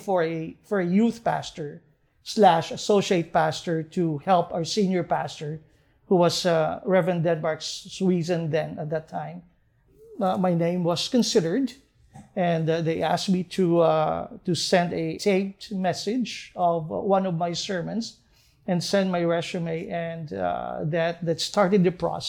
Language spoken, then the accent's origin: English; Western Visayas, Philippines; I was born and raised in the Philippines